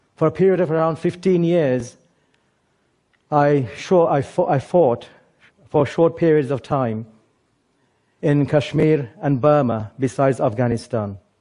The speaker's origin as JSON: {"language": "English", "region": "England", "country": "United Kingdom", "tie": "born or raised there", "also_born_or_lived": "Bangladesh", "said": "I was born in Bangladesh, but grew up mostly in England, and I went to school here."}